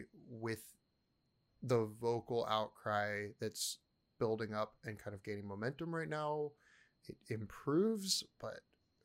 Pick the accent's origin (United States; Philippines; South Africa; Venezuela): Philippines; And I'm curious, as a Filipino, like, let's talk about that.